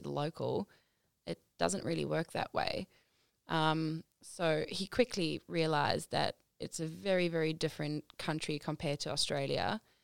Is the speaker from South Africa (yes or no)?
yes; South Africa; moved away; I'm South African